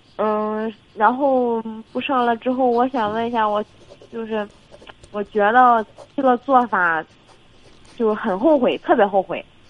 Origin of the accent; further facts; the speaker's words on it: Jinan, Shandong, China; 我济南的